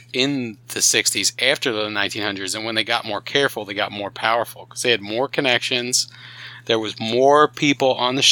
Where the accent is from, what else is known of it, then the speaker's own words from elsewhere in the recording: New Jersey, United States; You gotta understand where I grew up, dude. Like, New Jersey. I was right down the street from people, you know.